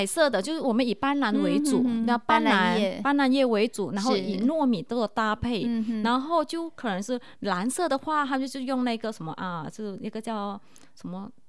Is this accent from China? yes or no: no; Kuala Lumpur, Malaysia; moved away as an adult; now in Taiwan; 对，我是来自马来西亚吉隆坡，对，然后我是一位工程师，然后就机缘巧合底下，然后我就来到了台湾发展